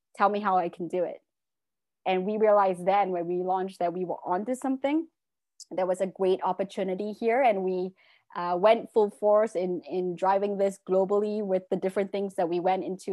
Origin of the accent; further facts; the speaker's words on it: Malaysia; also born or lived in England; I'm originally from Malaysia and went to, uh, law school in England, came back to Malaysia